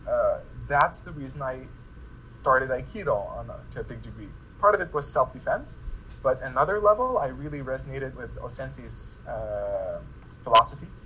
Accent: Lithuania; I come back to my home country, Lithuania

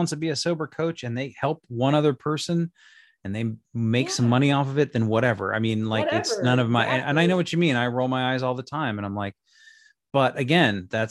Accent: Las Vegas, Nevada, United States; moved away as an adult; I'm from Las Vegas. I was born and raised there.

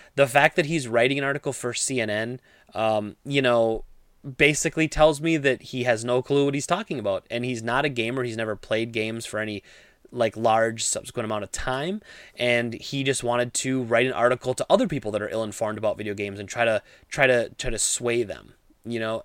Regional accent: Midwest, United States; I grew up in the Midwest

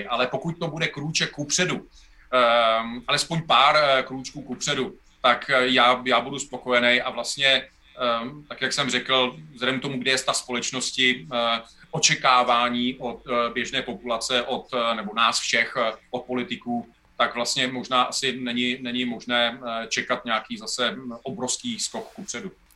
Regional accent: Most, Ústí nad Labem Region, Czechia; já jsem z Mostu, ze severu Čech

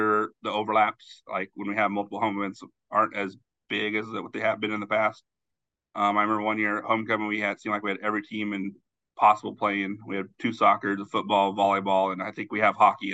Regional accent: Southwest Kansas, United States; now in Fremont, United States; Growing up in Southwest Kansas, I had no experience in hockey whatsoever

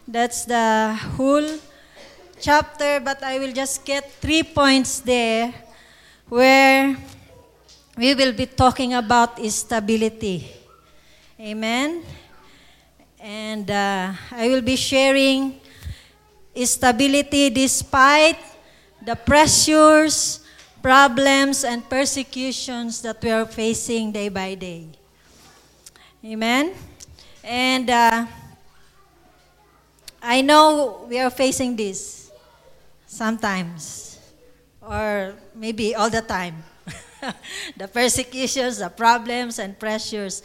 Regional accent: Philippines; English is a second language; We have a saying in the Philippines

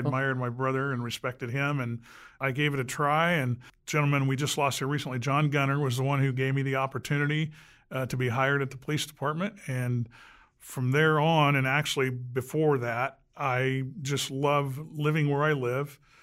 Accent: Anderson, Indiana, United States; Grew up right here in Anderson, uh, born in 60

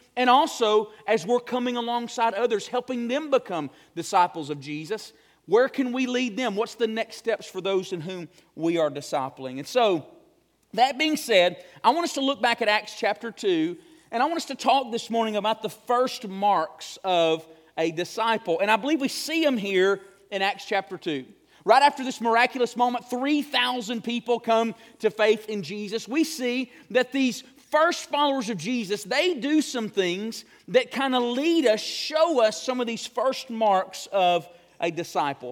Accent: Morris, Alabama, United States; moved away as an adult; also born or lived in Memphis, Tennessee; I came out of Morris, moved to a big city

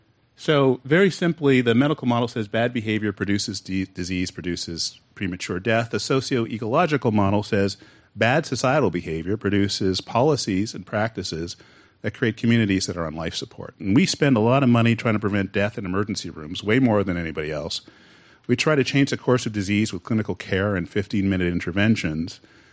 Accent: California, United States; I like to tell people when I go outside of California, I'm from California, so I'm from the future.

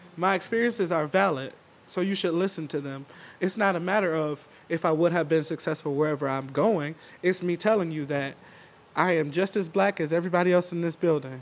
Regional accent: Albion, Michigan, United States; I was born and raised in Albion

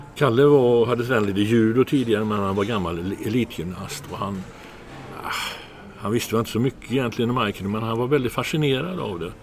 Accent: Trollhättan, Västra Götaland, Sweden; moved away; also born or lived in Gothenburg; jag är inte från Göteborg egentligen, jag är från Trollhättan

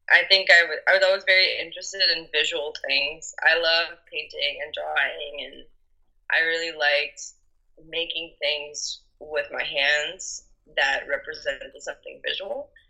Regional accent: north of Belgium, Belgium; I am 25 years old and I am from Belgium. I um, grew up on the countryside in the north of Belgium

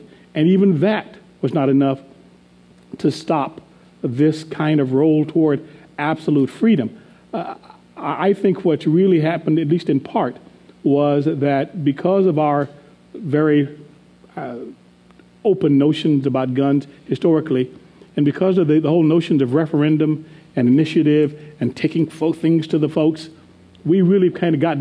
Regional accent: Arizona, United States; I grew up in Arizona

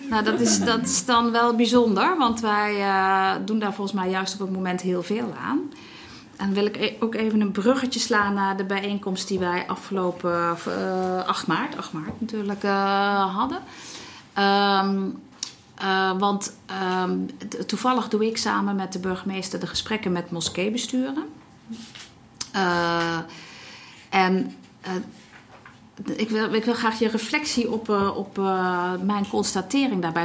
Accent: Netherlands; wij als Nederlanders

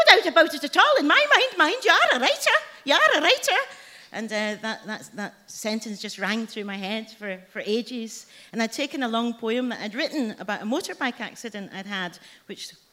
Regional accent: Glasgow, Scotland, United Kingdom; also born or lived in Edinburgh; I was adopted as a baby and brought up in Glasgow, though I was born in Edinburgh

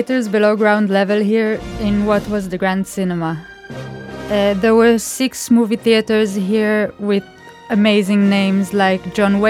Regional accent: Israel; moved away as an adult; now in London, United Kingdom; I'm an Israeli architect as well. And I'm currently a master's student at the Architectural Association in London.

